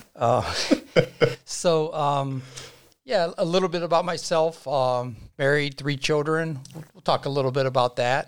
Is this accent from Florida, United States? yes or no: no; Dennison and Uhrichsville area, Ohio, United States; growing up in the Dennis and Yuriksville area